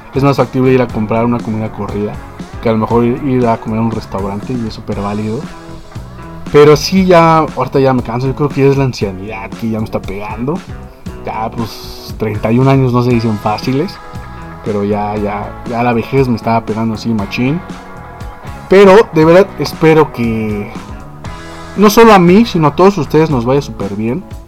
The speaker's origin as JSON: {"language": "Spanish", "country": "Mexico", "said": "así somos nosotros los mexicanos"}